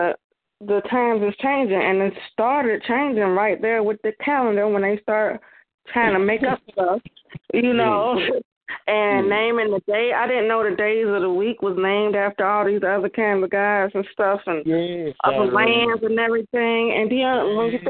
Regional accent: Chicago, Illinois, United States; accent: up north and down south mixed; now in Kentucky, United States; It's up north and down south mixed together because I was born and raised in Chicago, but now I live out here in the country in Kentucky now

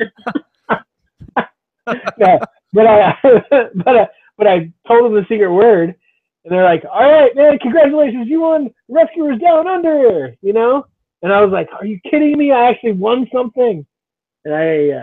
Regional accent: the Northwest, Pacific Northwest, United States; moved away as an adult; also born or lived in Camp Lejeune, North Carolina; I lived in the Northwest then. You know, I'm a Northwest guy, like born and raised

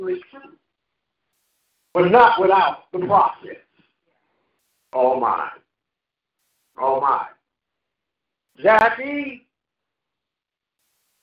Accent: St. Louis, Missouri, United States; moved away; When I was a little kid from the project in St. Louis, Missouri

